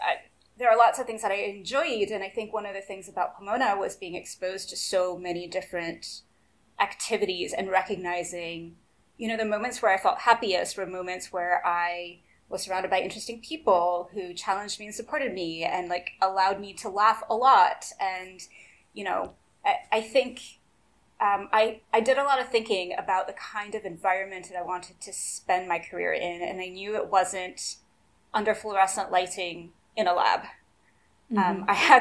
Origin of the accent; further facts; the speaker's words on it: Brazil; English is a second language; We had an entire fridge dedicated just to chocolate when I was growing up in Brazil.